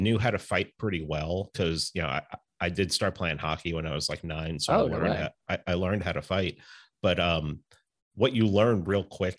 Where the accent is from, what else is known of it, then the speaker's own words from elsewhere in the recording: New York City, New York, United States; I grew up in the Bronx.